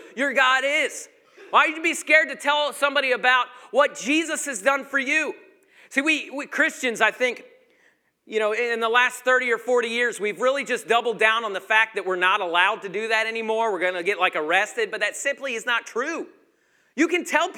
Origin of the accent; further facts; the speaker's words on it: Georgia, United States; I was from Georgia